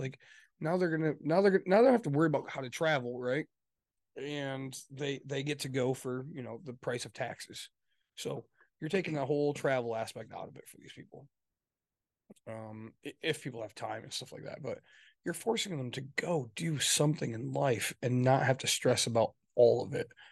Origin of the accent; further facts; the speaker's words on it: Midwest, United States; also born or lived in Michigan; we're from the Midwest, for those listening, we're, we're in Michigan.